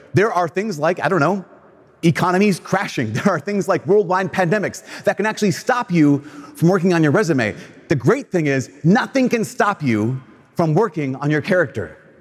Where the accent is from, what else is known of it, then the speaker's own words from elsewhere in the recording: Brainerd, Minnesota, United States; I'm from Brainerd